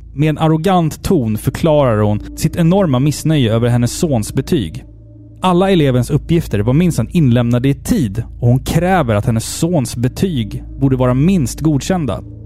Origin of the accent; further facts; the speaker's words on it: Sweden; jag är svensk, jag firar midsommar